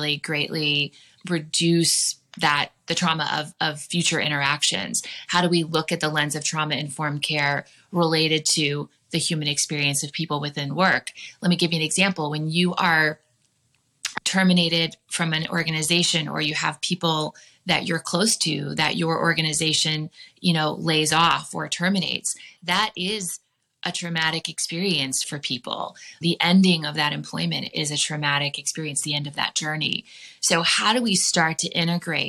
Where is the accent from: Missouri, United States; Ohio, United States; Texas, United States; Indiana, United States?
Indiana, United States; now in Arizona, United States; I'm from Indiana